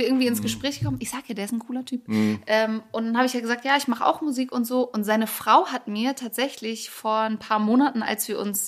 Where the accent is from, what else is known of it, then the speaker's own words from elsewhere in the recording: Hamburg, Germany; ich komme ja eigentlich aus Hamburg